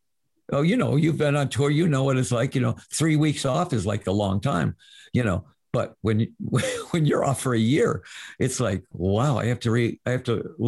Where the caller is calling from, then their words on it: Arizona, United States; I'm in Arizona, where it's 80 degrees today, and everything is open.